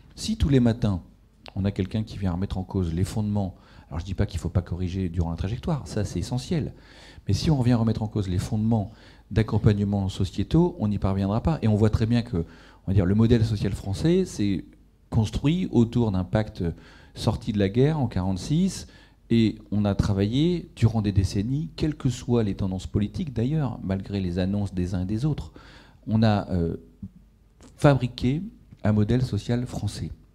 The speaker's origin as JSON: {"language": "French", "area": "Ch'ti", "region": "Hauts-de-France", "country": "France", "tie": "born or raised there", "moved": "yes", "said": "moi je suis ch'ti à l'origine"}